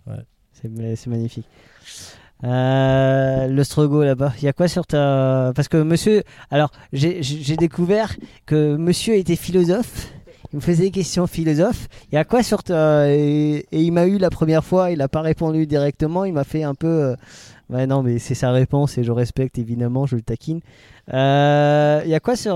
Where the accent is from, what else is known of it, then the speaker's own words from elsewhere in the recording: Alsace, Grand Est, France; on est alsacien